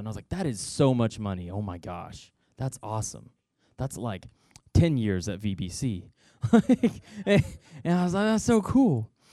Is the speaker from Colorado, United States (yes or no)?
no; Noel, Missouri, United States; I grew up in Nole, Missouri